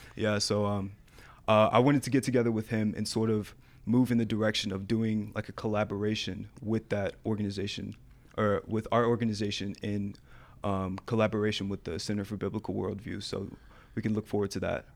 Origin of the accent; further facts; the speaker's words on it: Atlanta, Georgia, United States; moved away; also born or lived in Colorado; I was born in Atlanta, Georgia